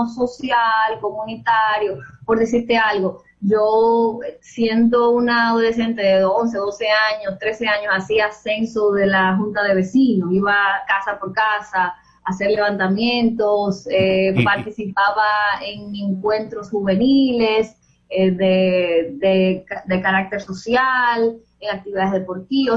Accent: Los Alcarrizos, Distrito Nacional, Dominican Republic; yo crecí en Pantoja es un distrito municipal de Los Alcarrizos

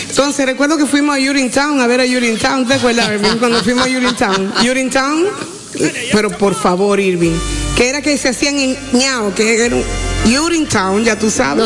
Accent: Dominican Republic; moved away; also born or lived in Puerto Rico; me ha dado este país, el retorno, el yo poder volver

